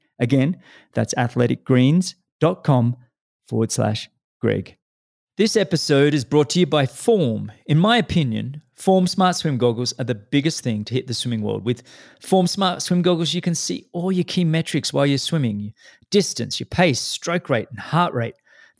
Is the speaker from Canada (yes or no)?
no; Australia; now in United States; You know, I'm Australian, living in the US.